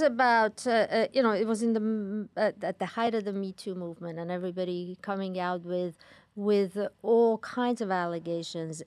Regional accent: Iran; moved away; growing up in Iran

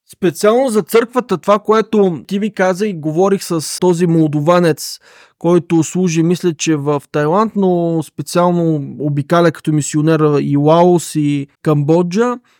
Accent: Asenovgrad, Plovdiv Province, Bulgaria; аз съм от Аселнов град, често хода в Пловдив

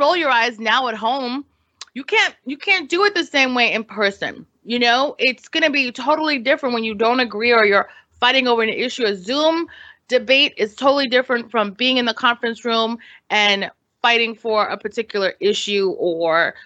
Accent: New York City, New York, United States; now in Los Angeles, United States; we're city kids. Like, we grew up in New York City. Even though we live in LA now

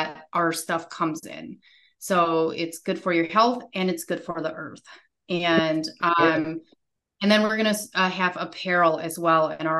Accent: United States; I grew up in America

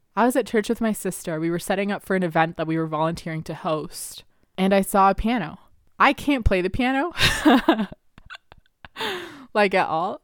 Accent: Canada; English is a second language; I literally was six years old and we had gotten to Canada and I was sitting in the ESL room

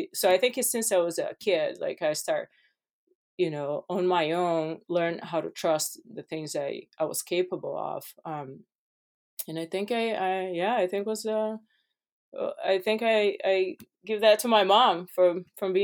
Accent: Brazil; English is a second language; moved away as an adult; now in United States; I grew up in Brazil

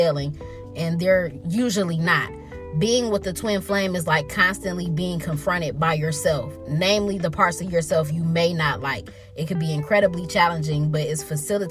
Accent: Detroit, Michigan, United States; I was from Detroit

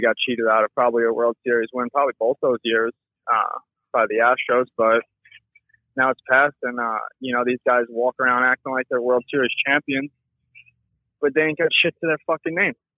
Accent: New York, United States; now in San Diego, United States; I'm born and raised in New York

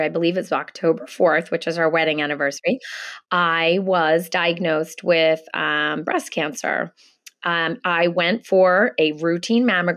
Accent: Philadelphia, Pennsylvania, United States; moved away as an adult; I am born and raised in Philadelphia. I've lived in lots of other places, but I have been back in Philly with my family probably about 12 years now.

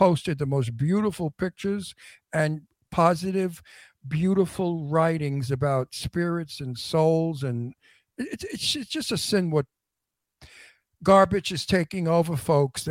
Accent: New York, United States; moved away; I'm an East Coaster. I'm from New York

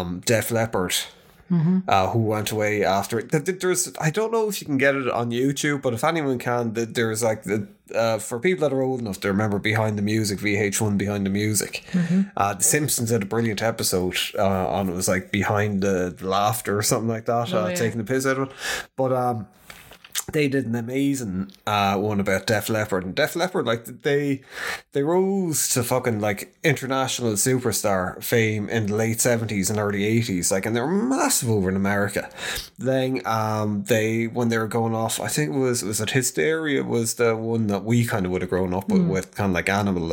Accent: Ireland; we're Irish.

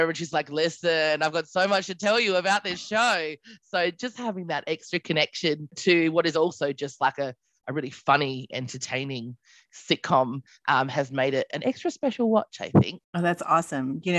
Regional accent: Australia; also born or lived in United Kingdom; now in New York, United States; So, I'm from Australia, but I lived in the UK for quite some time. Uh, so, my accent is really all over the place, and now I live in New York, which is really exciting.

